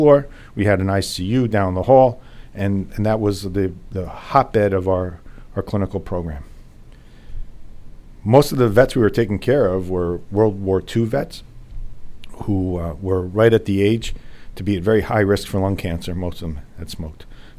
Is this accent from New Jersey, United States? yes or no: yes; New Jersey, United States; also born or lived in New York City, New York / Philadelphia, Pennsylvania; I grew up the rest of my time in the suburbs of New York, in New Jersey